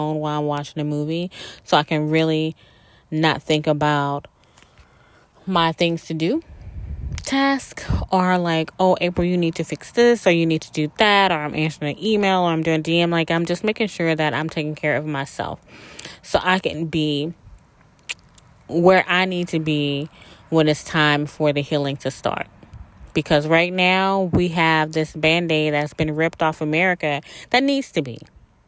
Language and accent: English; South Mississippi, United States; I grew up in South Mississippi